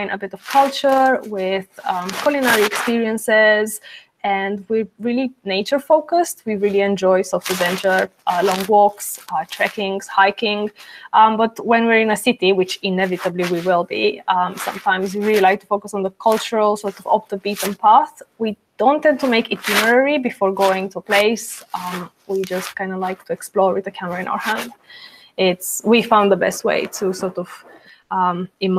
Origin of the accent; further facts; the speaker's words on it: Bucharest, Romania; moved away as an adult; also born or lived in England; I am Romanian born. So I'm originally from Bucharest, Romania, but I moved to England when I was 18.